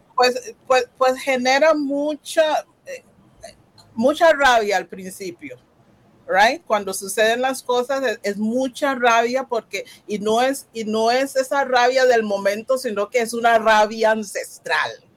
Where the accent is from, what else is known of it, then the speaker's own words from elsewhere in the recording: Costa Rica; Yo soy costarricense